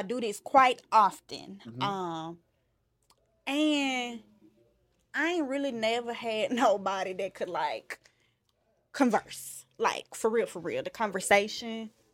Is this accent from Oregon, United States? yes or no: no; Memphis, Tennessee, United States; this is my hometown